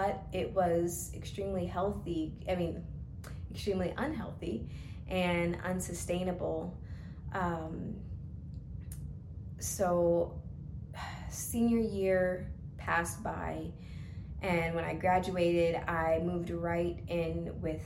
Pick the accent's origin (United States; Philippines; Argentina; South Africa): United States; Georgia; also born or lived in Stockbridge, Georgia; I'm from Georgia, born and raised.